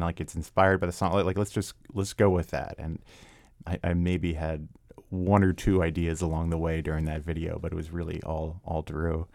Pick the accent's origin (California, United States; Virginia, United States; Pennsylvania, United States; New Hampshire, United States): Virginia, United States; Arlington; moved away as an adult; also born or lived in Washington, D.C.; now in Vienna, Virginia, United States; I was actually born and raised in Arlington